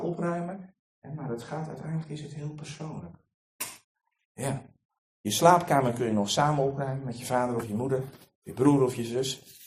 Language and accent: Dutch; Netherlands; we als Nederlanders